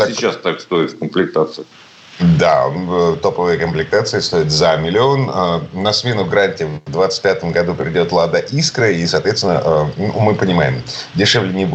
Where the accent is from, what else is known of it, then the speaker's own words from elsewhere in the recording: Saint Petersburg, Russia; из Петербурга